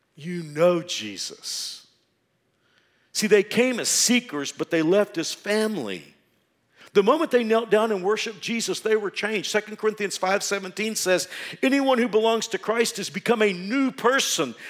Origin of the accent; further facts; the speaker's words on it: Texas, United States; moved away as an adult; now in Wichita, United States; I was from Texas. I thought I would always live in Texas